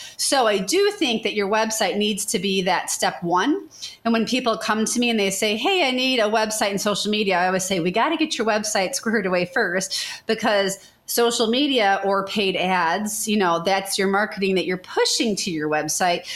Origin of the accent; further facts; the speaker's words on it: Chicago, Illinois, United States; moved away as an adult; now in Memphis, United States; I'm from the Chicago area.